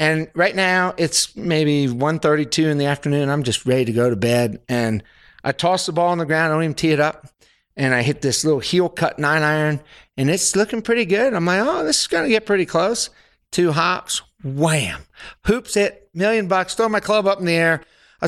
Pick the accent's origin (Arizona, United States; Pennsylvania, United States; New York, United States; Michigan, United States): Pennsylvania, United States; moved away as an adult; also born or lived in Alabama; I was from Pennsylvania.